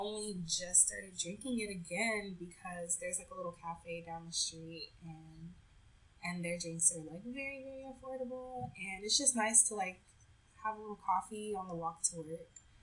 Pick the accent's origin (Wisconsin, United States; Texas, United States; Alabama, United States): Texas, United States; moved away; I'm from Texas